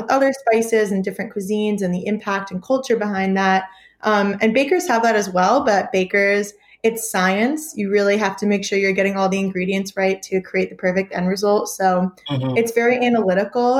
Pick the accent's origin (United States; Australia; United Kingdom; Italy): United States; the North; now in Tuscaloosa, United States; I'm from the North